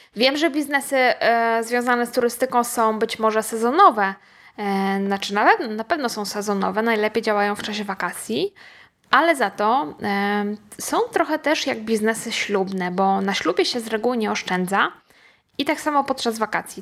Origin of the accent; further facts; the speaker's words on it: Poland; powiedzieliśmy, że z Polski